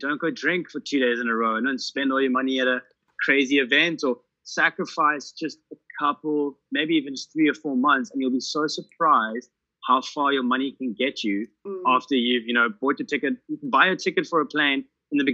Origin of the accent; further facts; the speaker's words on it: South Africa; moved away as an adult; I'm South African